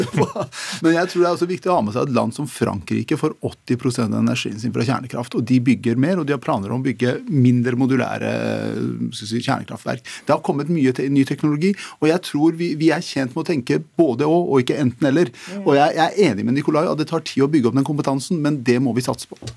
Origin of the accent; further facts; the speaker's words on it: Telemark, Norway; jeg kommer fra Telemark